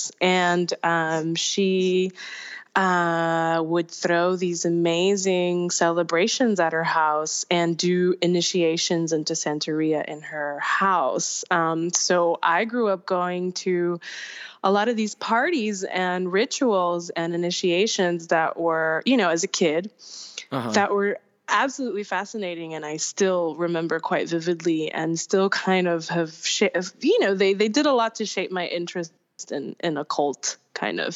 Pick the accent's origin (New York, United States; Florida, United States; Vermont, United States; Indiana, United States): Florida, United States; Miami; also born or lived in Hialeah; growing up in Miami